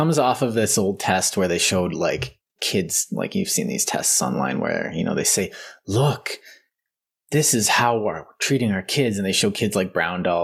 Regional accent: Canada; I'm Canadian

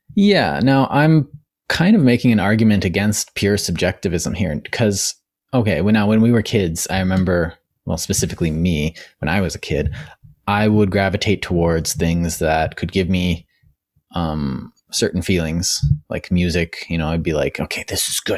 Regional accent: Canada; as a Canadian

